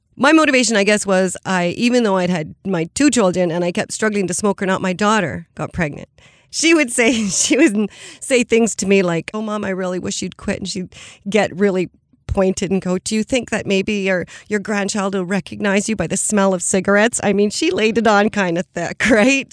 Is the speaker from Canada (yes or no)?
yes; Cowichan Valley, British Columbia, Canada; I grew up in the Cowichan Valley. I'm actually, I was born in my grandmother's house in the Quamichan village, and I currently live about 100 meters from the exact spot I was born